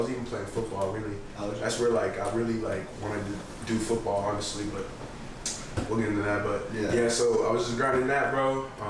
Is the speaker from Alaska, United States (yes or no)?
no; Austin, Texas, United States; also born or lived in Sacramento, California / College Station, Texas; I was 5 when we moved to Austin